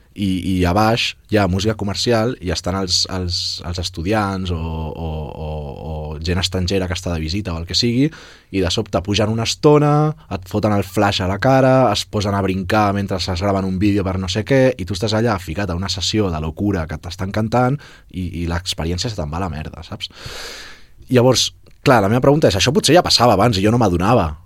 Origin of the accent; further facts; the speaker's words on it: Barcelona, Catalonia, Spain; jo sóc de les Corts